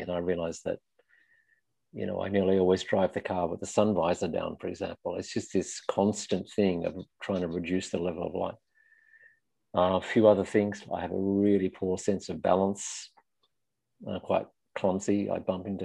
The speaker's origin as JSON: {"language": "English", "country": "Australia", "tie": "born or raised there", "also_born_or_lived": "London, United Kingdom / Belgium", "moved": "as an adult", "lives_now": "Paris, France", "said": "I grew up in Australia in small towns in the middle of nowhere, mostly"}